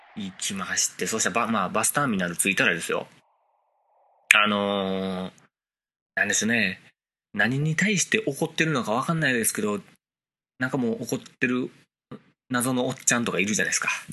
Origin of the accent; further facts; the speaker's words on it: Kansai, Japan; 大阪、地元でね、 大阪地元じゃないけども、ね、地元関西で